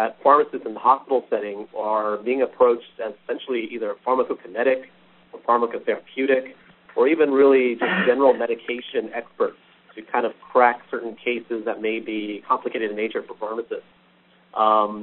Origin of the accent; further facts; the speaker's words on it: Texas, United States; across Texas overall here in my home state